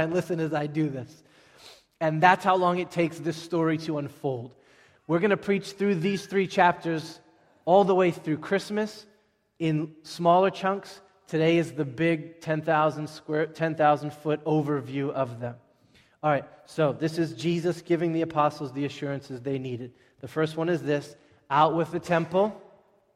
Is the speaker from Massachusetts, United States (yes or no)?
yes; Boston, Massachusetts, United States; we are American Bostonians.